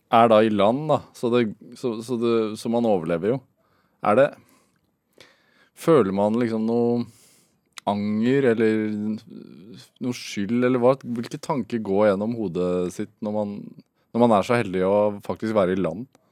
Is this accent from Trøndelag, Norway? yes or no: no; Sarpsborg, Østfold, Norway; accent: Sarpsborg dialect; Jeg er fra Sarpsborg. Serpedialekten skinner gjennom noen gang